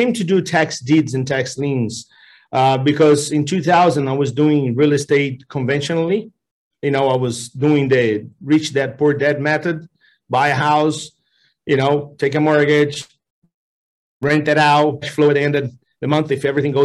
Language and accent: English; Brazil; moved away as an adult; now in United States; I'm from Brazil, and although I'm a Brazilian